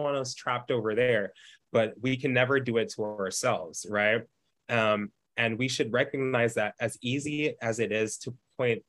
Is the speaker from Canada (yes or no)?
no; Jamaica; I grew up in Jamaica. It's a third world